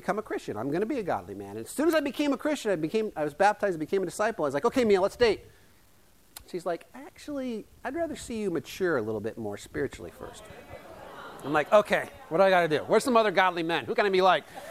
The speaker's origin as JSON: {"language": "English", "town": "Yale", "region": "Iowa", "country": "United States", "tie": "born or raised there", "said": "the little town I grew up in Yale, Iowa, population 250"}